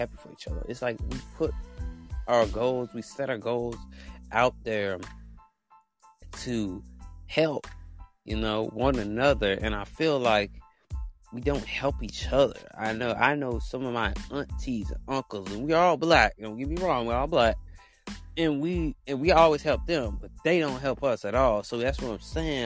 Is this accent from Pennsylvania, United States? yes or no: no; Alabama, United States; I'm from Alabama